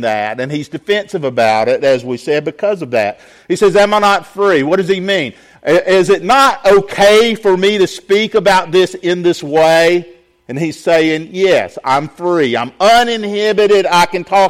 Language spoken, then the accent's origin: English; Augusta, Georgia, United States; also born or lived in Sylvania, Georgia; We grew up in suburban Augusta, in neighborhoods